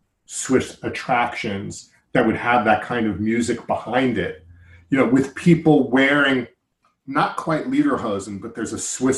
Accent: United States; also born or lived in New York; But I'm an American. I live in New York.

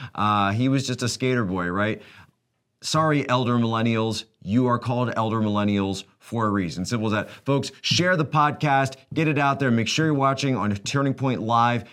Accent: United States; we as American citizens

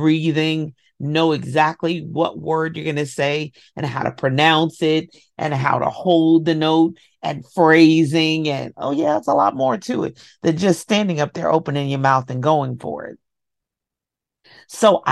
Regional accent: Kentucky, United States; I'm from Kentucky.

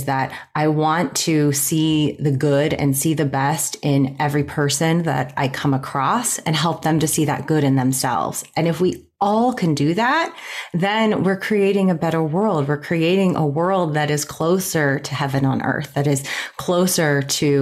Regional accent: Pittsburgh, Pennsylvania, United States; also born or lived in New York; Right now I'm in Pittsburgh. I grew up in Pittsburgh

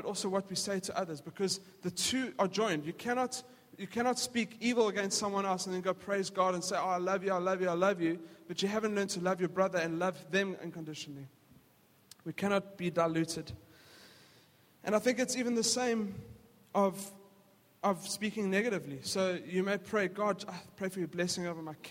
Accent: South Africa; We grew up in South Africa

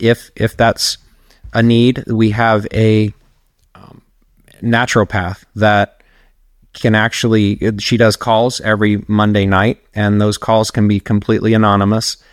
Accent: Charlotte, North Carolina, United States; now in Tampa, United States; I'm originally from Charlotte, North Carolina

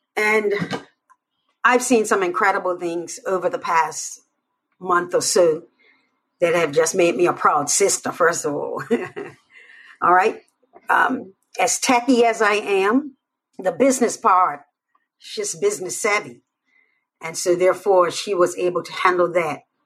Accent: Bermuda; I'm from Bermuda.

